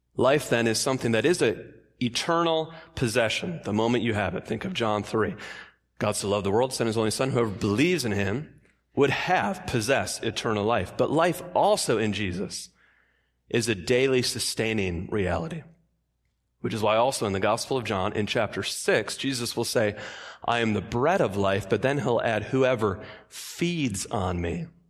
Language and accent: English; Michigan, United States; I grew up in Michigan